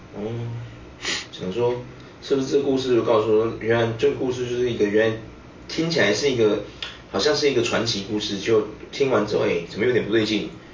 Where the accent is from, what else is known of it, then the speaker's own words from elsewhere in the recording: Taiwan; 那个也不是我们台湾人有的